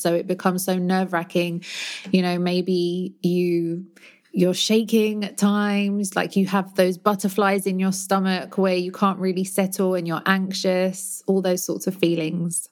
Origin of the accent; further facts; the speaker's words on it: London, United Kingdom; moved away as an adult; now in Barcelona, Spain; my hometown in London